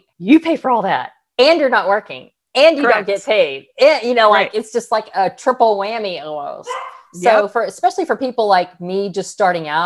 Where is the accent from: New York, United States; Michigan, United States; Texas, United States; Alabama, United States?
Texas, United States; We're from Texas.